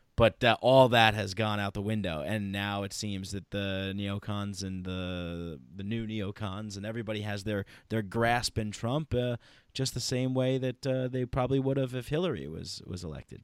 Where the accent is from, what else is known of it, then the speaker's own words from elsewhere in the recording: United States; I'm an American